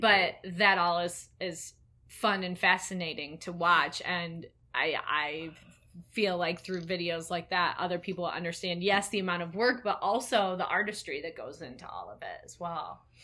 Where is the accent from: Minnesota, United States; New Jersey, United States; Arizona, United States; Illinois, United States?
Illinois, United States; Elgin; growing up in Elgin